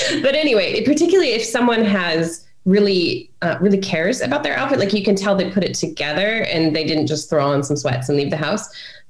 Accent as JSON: {"language": "English", "country": "Brunei", "tie": "born or raised there", "said": "so growing up in Brunei, so my dad was a pilot on one of these private jets when I was a kid, and he flew for the Sultan of Brunei"}